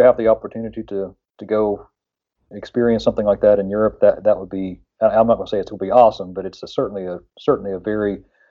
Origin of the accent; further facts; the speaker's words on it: Point Pleasant, West Virginia, United States; I'm from Point Pleasant, West Virginia